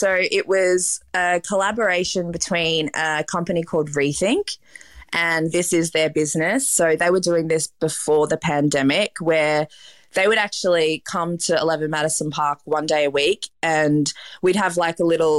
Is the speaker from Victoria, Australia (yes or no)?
yes; Melbourne, Victoria, Australia; I'm from Melbourne. So, you know, Melbourne's considered a big city in Australia, but it felt like a small town in comparison to New York.